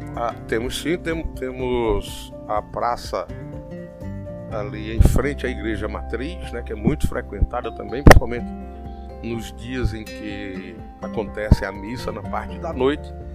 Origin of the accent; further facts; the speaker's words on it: Santa Cruz, Paraíba, Brazil; a minha terra é, é, uma terra muito hospitaleira